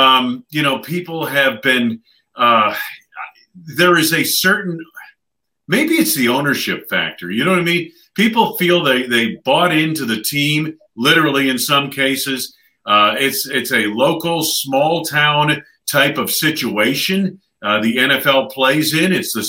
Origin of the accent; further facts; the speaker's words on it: East Coast, United States; moved away as an adult; also born or lived in Chicago; now in Green Bay, United States; And growing up on the East Coast, I followed the New York Yankees and the Green Bay Packers. And I grew up in the 60s